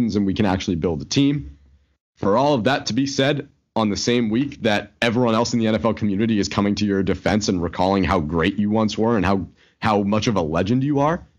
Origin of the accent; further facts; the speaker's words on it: Boston, Massachusetts, United States; we're from Boston.